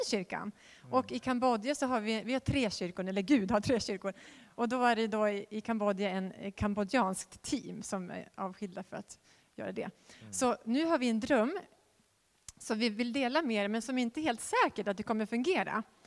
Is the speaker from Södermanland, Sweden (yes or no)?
no; Västerås, Västmanland, Sweden; jag är född i Västerås